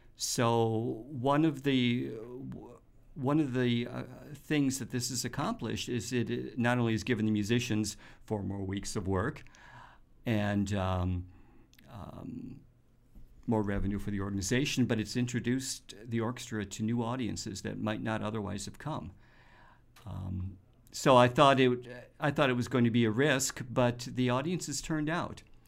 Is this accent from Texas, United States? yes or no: no; Detroit, Michigan, United States; now in Grand Rapids, United States; I'm from the Detroit area, and I'm familiar with the Detroit Symphony at Meadowbrook.